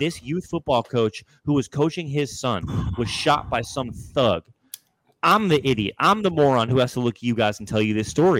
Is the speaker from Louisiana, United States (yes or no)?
no; Chicago, Illinois, United States; Black people slay each other all day, every day in my hometown of Chicago